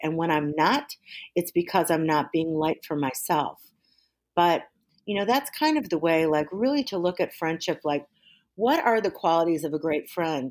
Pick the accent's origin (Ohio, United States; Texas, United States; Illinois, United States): Illinois, United States; Waukegan; also born or lived in Georgia / Hawaii / Washington, D.C.; I grew up in Waukegan, Illinois